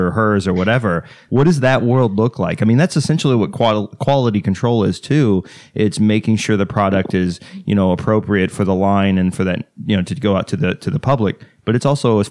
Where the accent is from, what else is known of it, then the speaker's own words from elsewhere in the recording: Texas, United States; I'm from Texas